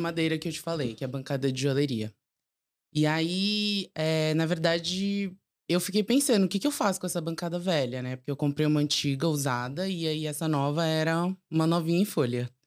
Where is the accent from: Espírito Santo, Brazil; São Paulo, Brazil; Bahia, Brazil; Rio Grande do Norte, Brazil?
São Paulo, Brazil; nasci e cresci em São Paulo